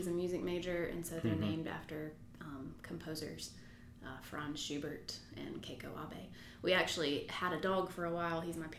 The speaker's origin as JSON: {"language": "English", "town": "Blue Ridge", "country": "United States", "tie": "born or raised there", "said": "I grew up in the Blue Ridge area. I think Blue Ridge, TR. Very small town."}